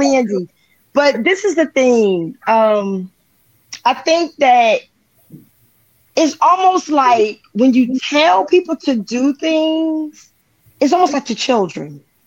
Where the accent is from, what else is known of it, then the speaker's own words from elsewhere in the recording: New Jersey, United States; I'm from Jersey, and sometimes a regular conversation can sound like we're arguing